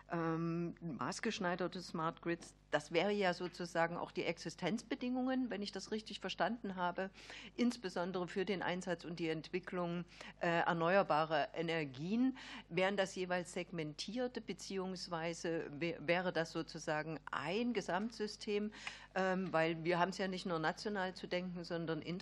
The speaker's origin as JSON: {"language": "German", "region": "Saxony-Anhalt", "country": "Germany", "said": "Also ich komme ja aus Sachsen-Anhalt, Solar Valley. Ich habe die Region fallen sehen nach der Wende."}